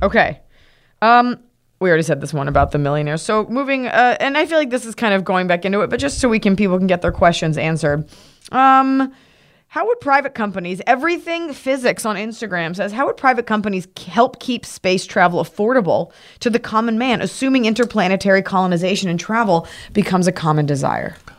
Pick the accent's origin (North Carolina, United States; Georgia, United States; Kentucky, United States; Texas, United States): Texas, United States; from Texas